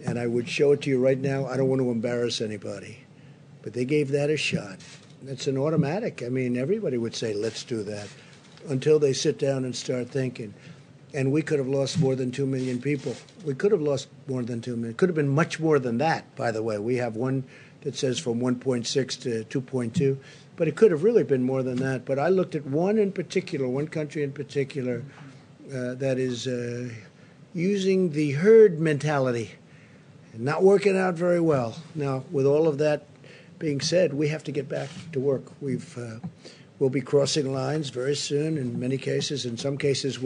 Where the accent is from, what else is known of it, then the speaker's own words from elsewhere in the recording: New York City, New York, United States; a certain hospital right near where I grew up in Queens